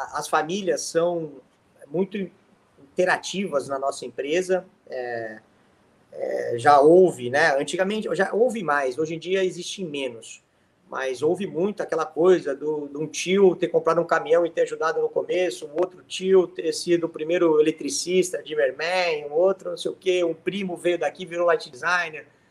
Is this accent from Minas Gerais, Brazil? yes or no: no; Santos, São Paulo, Brazil; moved away as an adult; also born or lived in United States; now in São Paulo, Brazil; Passei numa faculdade aqui em São Paulo, eu venho de Santos